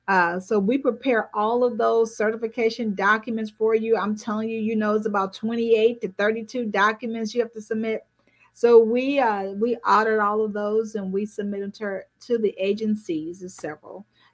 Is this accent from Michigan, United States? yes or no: no; Dallas, Texas, United States; I hail from Dallas, Texas.